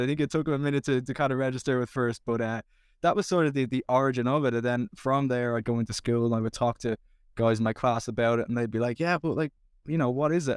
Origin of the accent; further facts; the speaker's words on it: Dublin, Leinster, Ireland; growing up in Dublin